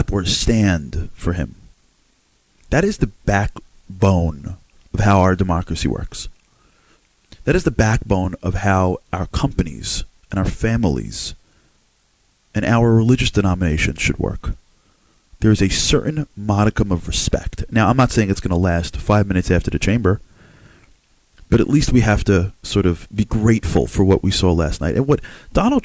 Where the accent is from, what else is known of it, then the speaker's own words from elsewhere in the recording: United States; I'm an American guy